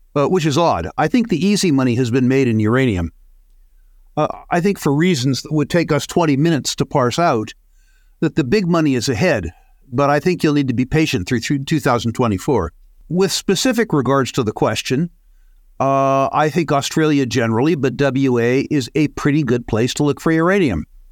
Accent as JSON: {"language": "English", "country": "United States", "said": "being an American"}